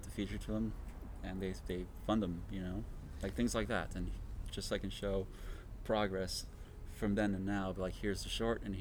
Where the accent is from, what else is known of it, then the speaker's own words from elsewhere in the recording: Los Angeles, California, United States; I grew up in Highland Park